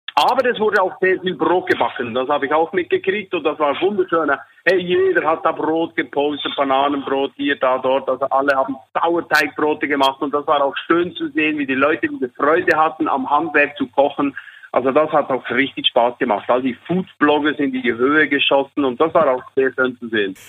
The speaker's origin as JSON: {"language": "German", "country": "Switzerland", "said": "Bei uns in der Schweiz"}